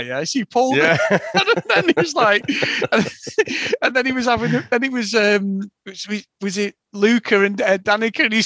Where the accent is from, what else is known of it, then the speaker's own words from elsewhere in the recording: Manchester, North West England, United Kingdom; accent: Mancunian; being a Mancunian